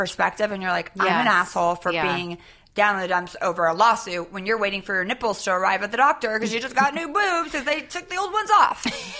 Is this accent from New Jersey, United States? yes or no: no; Northern California, United States; I am from Northern California.